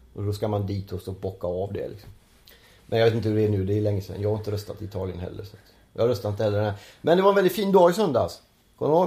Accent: Gothenburg, Västra Götaland, Sweden; moved away; jag är ju från Göteborg

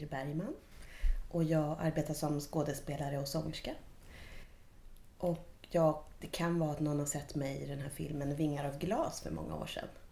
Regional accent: Stockholm, Stockholm County, Sweden; moved away; jag var från Stockholm

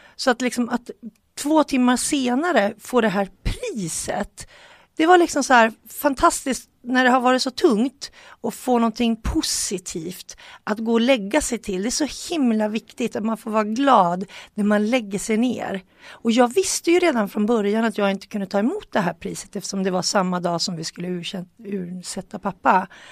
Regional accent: Sweden; vi svenskar tycker lite extra

